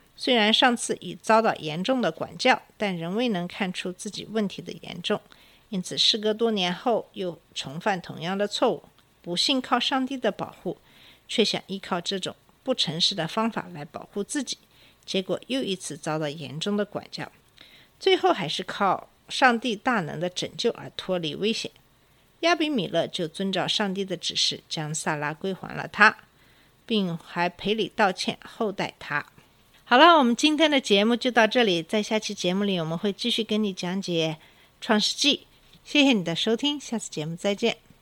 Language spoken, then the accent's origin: Chinese; China; 我们中国人